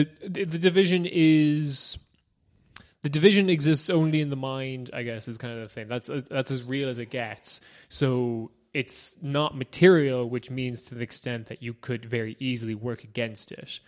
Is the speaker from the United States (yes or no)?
no; Ireland; now in Germany; I live in Germany and I'm Irish. Please don't send me away.